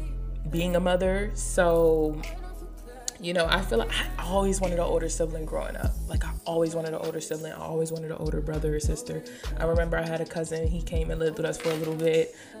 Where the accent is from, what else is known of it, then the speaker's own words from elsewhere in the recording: Maryland, United States; now in Hampton, United States; Honestly, I feel like since I've been in Hampton, my accent has changed. Leave in the comment section. So I'm from the DMV, I'm from PG County